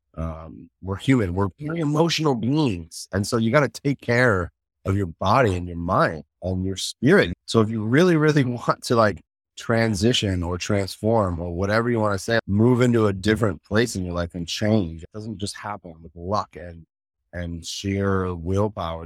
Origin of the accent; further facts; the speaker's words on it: Chicago, Illinois, United States; I grew up in Chicago.